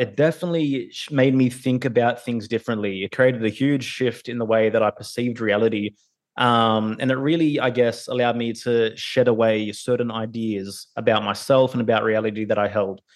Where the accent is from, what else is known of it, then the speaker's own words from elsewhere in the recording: Sydney, New South Wales, Australia; I was born in Sydney, Australia